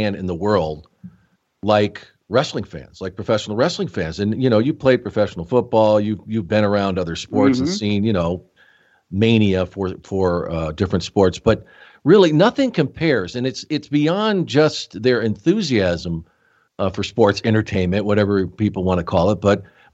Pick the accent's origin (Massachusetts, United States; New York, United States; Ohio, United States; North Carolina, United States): New York, United States; Rochester; I was born in Rochester, not too far away from there